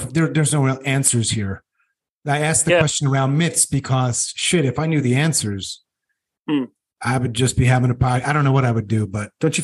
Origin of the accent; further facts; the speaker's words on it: North Carolina, United States; I'm from North Carolina, which is Eastern